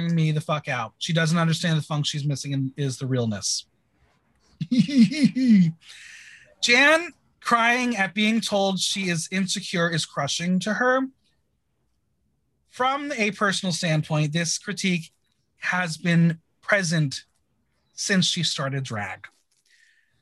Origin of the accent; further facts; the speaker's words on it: New Jersey, United States; I'm from New Jersey